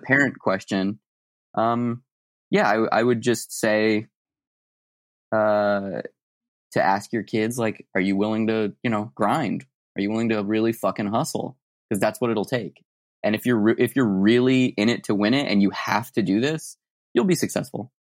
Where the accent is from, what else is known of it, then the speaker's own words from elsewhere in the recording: Tucson, Arizona, United States; moved away; I'm from Tucson, Arizona originally